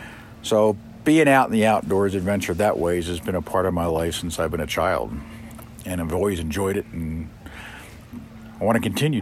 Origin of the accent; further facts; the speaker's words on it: just outside of Philadelphia, Pennsylvania, United States; moved away; I grew up in a city, believe it or not, just outside of Philadelphia, Pennsylvania. And I was a city boy growing up